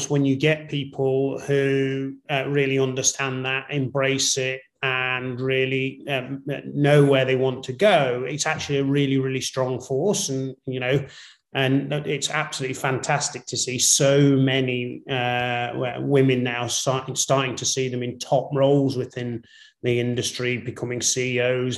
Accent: Northern Ireland, United Kingdom; born or raised there; also born or lived in England

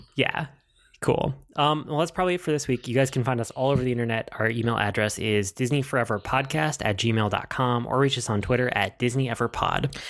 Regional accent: Midwest, United States; I'm from the Midwest, and I'm used to driving everywhere

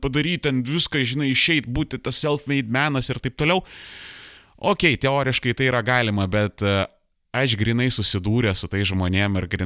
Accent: Lithuania

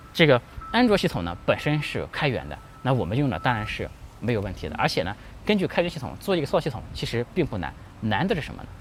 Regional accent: China; 我们中国人不是一个战斗民族，但我们中国人真的不怂

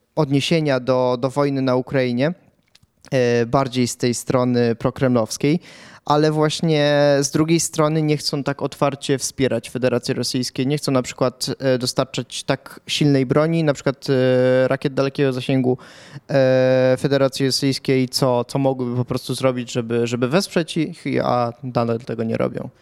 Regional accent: Pułtusk, Masovian Voivodeship, Poland; urodziłem się w Półtusku

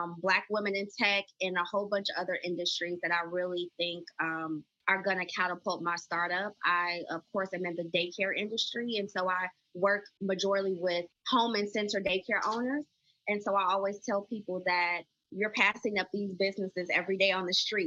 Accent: Chicago, Illinois, United States; also born or lived in Austin, Texas; I'm a native Chicagoan, born and raised. So that is my hometown

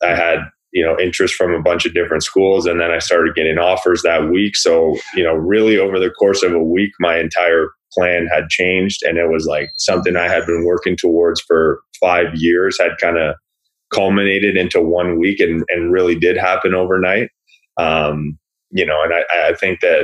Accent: Burlington, Ontario, Canada; When I was growing up in Burlington

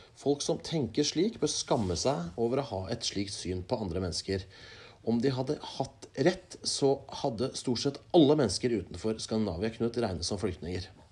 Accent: Norway; vi er født i Norge

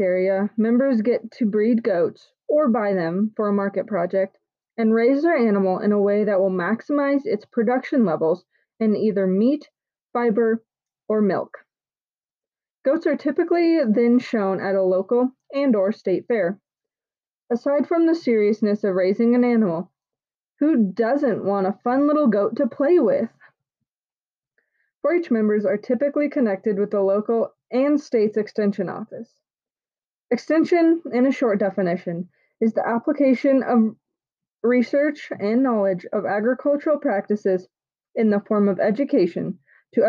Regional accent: Loveland, Colorado, United States; I grew up and live in West Loveland, Colorado

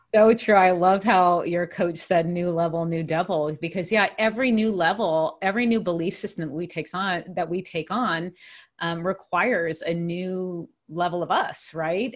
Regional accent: Hawaii, United States; moved away as an adult; also born or lived in Pittsburgh, Pennsylvania; I grew up in Hawaii

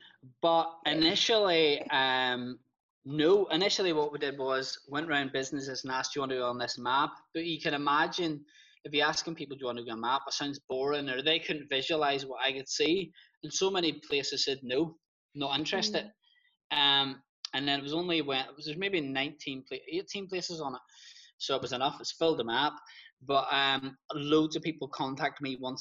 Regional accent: Ballymena, Northern Ireland, United Kingdom; accent: Ballymena; now in Belfast, United Kingdom; It's a Ballymena accent.

